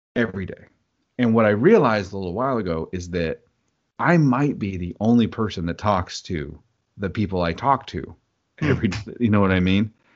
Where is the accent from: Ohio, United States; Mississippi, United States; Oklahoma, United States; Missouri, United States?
Oklahoma, United States; I grew up in Oklahoma